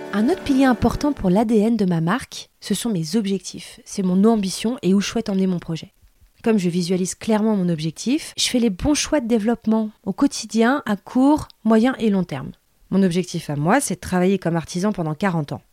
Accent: Seine-et-Marne, Île-de-France, France; On vient du même coin de Seine-et-Marne

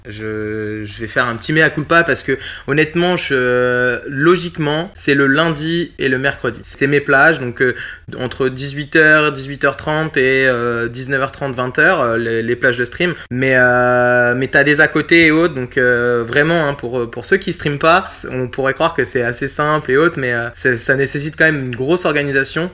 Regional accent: La Flèche, Pays de la Loire, France; now in Angers, France; Je suis originaire de La Flèche, pas loin du Mans

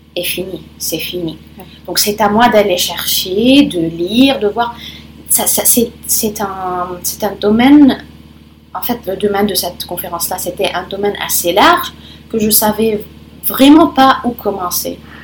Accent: Lebanon; first language Italian and Arabic; French is a second language; moved away as an adult; also born or lived in Rome, Italy; now in France; Et je suis libanaise et je suis arrivée en France il y a à peu près un an et demi

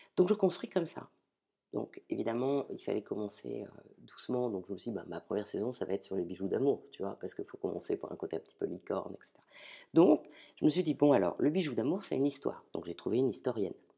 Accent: Ch'ti, Hauts-de-France, France; je suis ch'ti

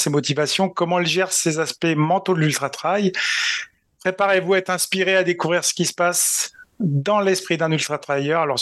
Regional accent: Valloire, Auvergne-Rhône-Alpes, France; born or raised there; also born or lived in Grenoble

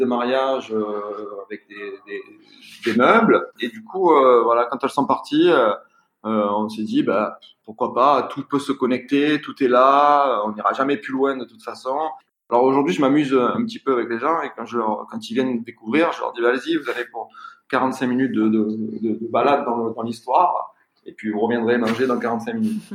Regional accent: Marseille, Provence-Alpes-Côte d'Azur, France; je suis marseillais, j'ai grandi dans des HLM

